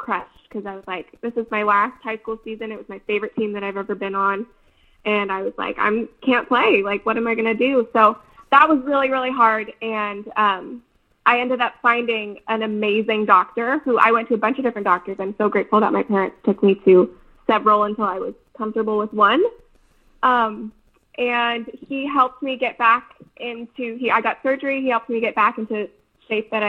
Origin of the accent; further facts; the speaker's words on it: Davis, California, United States; my hometown, Davis